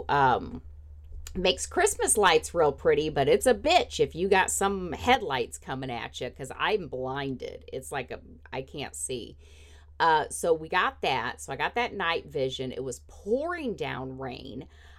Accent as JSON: {"language": "English", "region": "Indiana", "country": "United States", "tie": "born or raised there", "said": "oh, I grew up in Indiana weather, I can drive in the snow"}